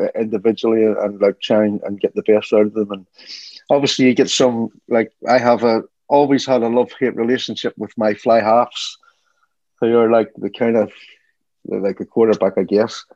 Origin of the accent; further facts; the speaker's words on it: Ireland; moved away as an adult; also born or lived in Miami / Germany; when I grew up in Ireland